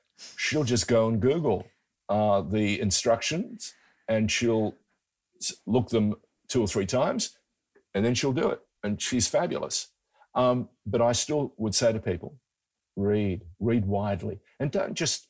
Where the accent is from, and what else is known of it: Sydney, New South Wales, Australia; born or raised there; first language Greek; English is a second language; also born or lived in far north Queensland